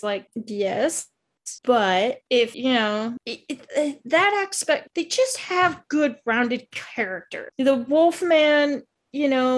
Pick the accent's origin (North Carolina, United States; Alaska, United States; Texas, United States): Alaska, United States; I grew up in Alaska.